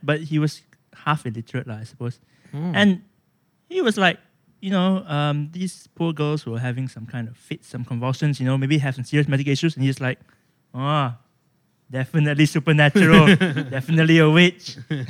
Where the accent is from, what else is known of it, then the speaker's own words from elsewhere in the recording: Ipoh, Perak, Malaysia; I was born in Ipoh, so okay.